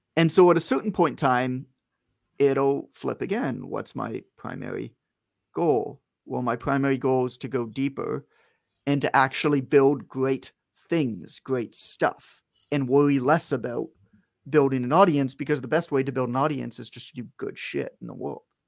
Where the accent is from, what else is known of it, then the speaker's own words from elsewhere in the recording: Canada; I'm from Canada, uh, but I'm in the U S right now.